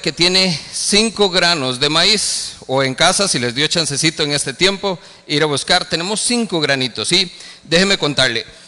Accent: Costa Rica; como ticos

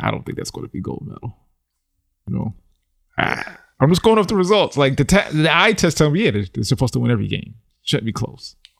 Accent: New York, United States; born and raised in New York

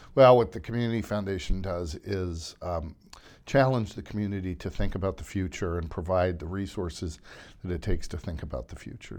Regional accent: Centre County, Pennsylvania, United States; moved away as an adult; now in Berks County, United States; my wife and I were both born and raised in Center County

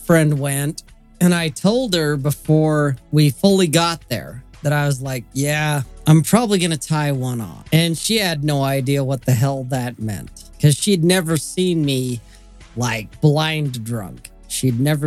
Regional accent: the West, United States; I'm from the West.

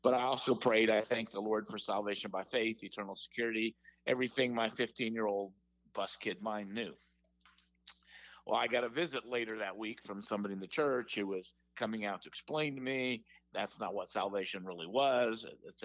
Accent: Indiana, United States; attend Indiana Baptist College, which was right there in my hometown

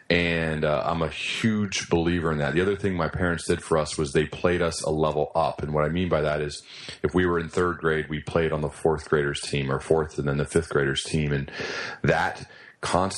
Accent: Centerville, Ohio, United States; I grew up in Centerville, Ohio. It's where I currently live

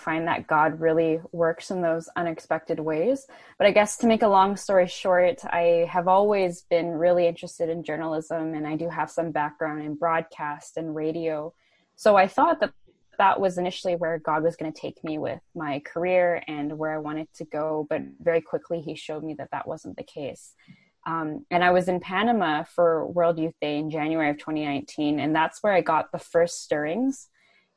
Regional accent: Vancouver, British Columbia, Canada; I was in Ottawa, so Canada's nation's capital, and I'm from Vancouver

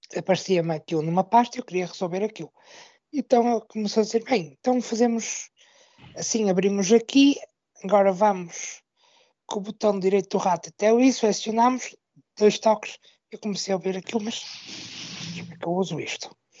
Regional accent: Braga, Norte, Portugal; sou da cidade de Braga, no norte do país

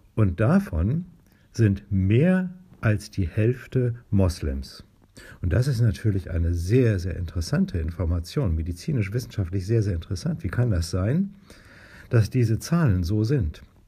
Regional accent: Northern Germany, Germany; hier bei uns in Norddeutschland

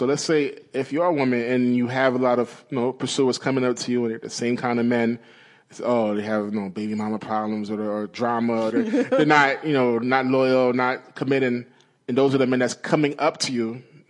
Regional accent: Brooklyn, New York, United States; So growing up in Brooklyn, like you see a certain kind of person that is always going to holler.

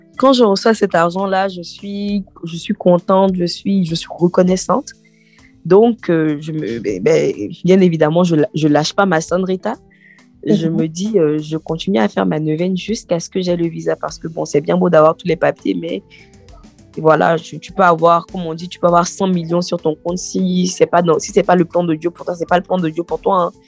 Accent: Côte d’Ivoire; moved away as an adult; now in France; Je viens de, de la Côte d'Ivoire

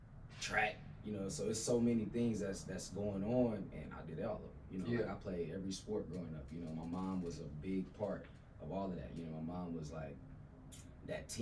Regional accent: Abilene, Texas, United States; Growing up in Abilene

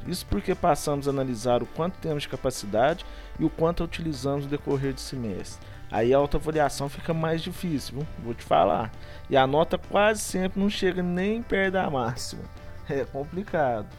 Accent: Itaú de Minas, Minas Gerais, Brazil; sou de Itaú de Minas

